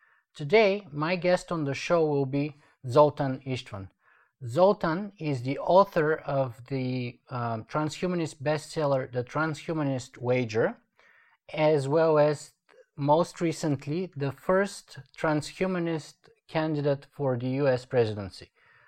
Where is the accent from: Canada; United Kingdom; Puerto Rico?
Canada; I'm actually a Canadian citizen